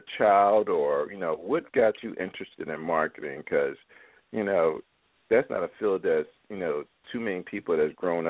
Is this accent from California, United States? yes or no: no; Philadelphia, Pennsylvania, United States; I was born and raised in North Philadelphia